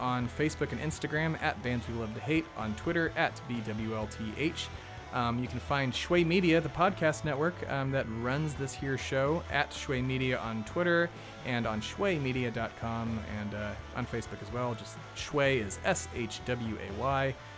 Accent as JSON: {"language": "English", "region": "the South", "country": "United States", "said": "we're from the South"}